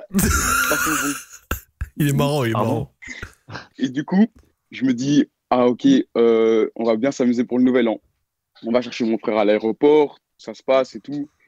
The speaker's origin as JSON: {"language": "French", "country": "Belgium", "said": "Vas-y je viens de Belgique, euh, j'ai 18 ans et l'histoire s'est passée euh, l'année passée en décembre 2020."}